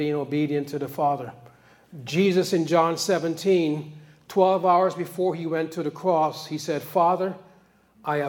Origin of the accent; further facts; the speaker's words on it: New York, United States; I grew up in New York